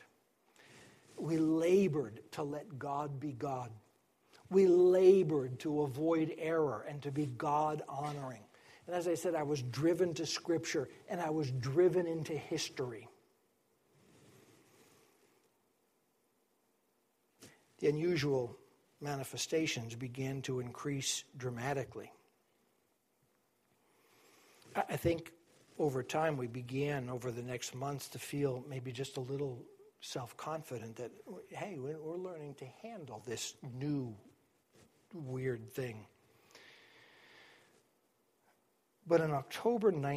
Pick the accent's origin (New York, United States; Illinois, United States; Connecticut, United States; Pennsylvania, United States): Connecticut, United States; Manchester; I grew up in Manchester